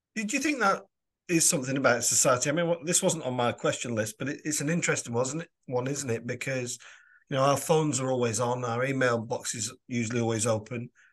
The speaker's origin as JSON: {"language": "English", "area": "Lancashire", "region": "North West England", "country": "United Kingdom", "tie": "born or raised there", "also_born_or_lived": "London", "said": "As a boy, I moved from London to, to Lancashire"}